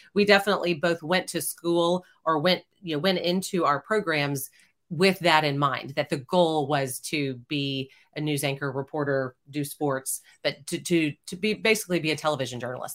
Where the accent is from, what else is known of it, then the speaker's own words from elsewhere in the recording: Houston, Texas, United States; now in Austin, United States; I grew up in Houston, Texas